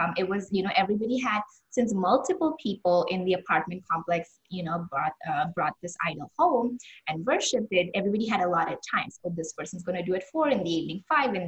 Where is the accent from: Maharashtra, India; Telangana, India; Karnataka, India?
Maharashtra, India; Mumbai; I'm from Bombay, and I grew up just celebrating this festival to its fullest.